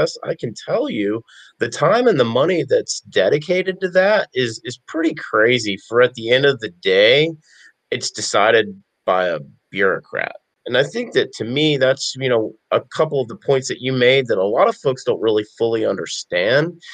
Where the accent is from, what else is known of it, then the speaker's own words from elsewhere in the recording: the South, United States; I'm a Southerner, born and raised